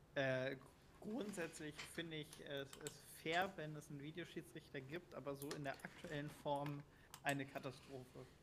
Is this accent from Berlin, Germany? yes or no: yes; Berlin, Germany; ich komme aus Berlin